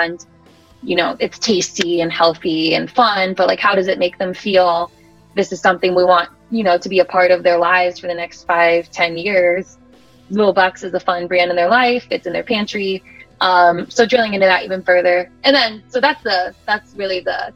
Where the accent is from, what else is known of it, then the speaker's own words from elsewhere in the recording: Midwest, United States; also born or lived in Australia; I'm from the Midwest